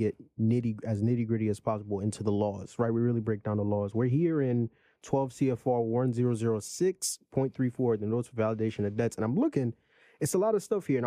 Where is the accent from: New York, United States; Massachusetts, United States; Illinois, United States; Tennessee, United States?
New York, United States; I'm from New York